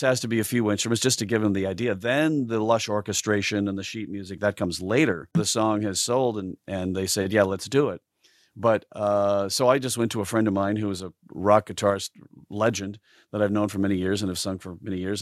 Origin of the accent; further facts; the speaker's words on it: South Dakota, United States; moved away; growing up in South Dakota as a as a creative uh, person is uh, rather tough